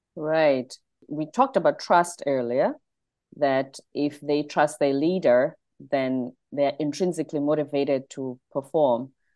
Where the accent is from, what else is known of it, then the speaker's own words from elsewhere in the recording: South Africa; now in United States; I'm South African